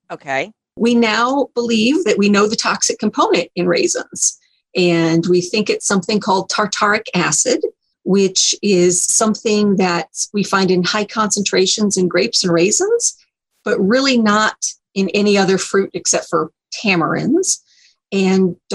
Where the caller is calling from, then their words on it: Arizona, United States; This is …. I'm from Arizona and I listened to your show.